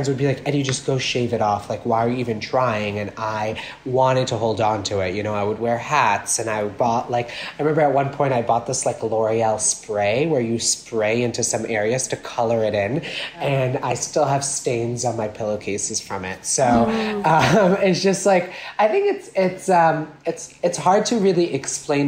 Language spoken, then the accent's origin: English; Anfeh, North Governorate, Lebanon; now in Brooklyn, United States; I was born and raised in Lebanon. So I was born I lived in a very small town up north of Lebanon, right on the beach, called Anfe